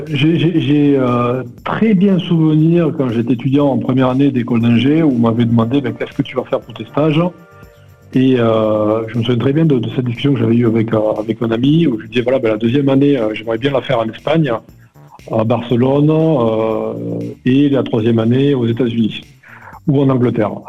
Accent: Perpignan, Occitania, France; also born or lived in Paris; alors, j'ai grandi à Perpignan. Je suis né parisien, mais on n'entend pas du tout mon accent. Euh, j'ai grandi à Perpignan, au pied du Canigou.

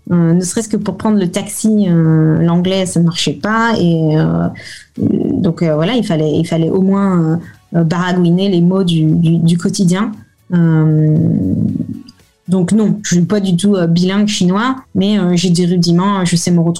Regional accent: France; Alors, mon mari est italien, moi je suis française, et on s'est rencontrés euh, à Hong Kong lorsque je venais de Shanghai faire mon visa de travail.

